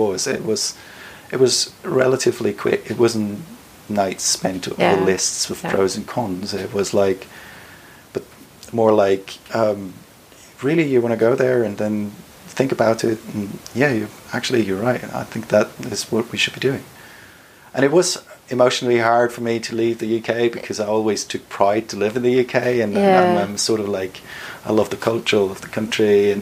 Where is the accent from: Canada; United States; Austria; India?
Austria; Salzburg; moved away as an adult; also born or lived in Sussex; now in Vienna, Austria; Originally, I came from Salzburg.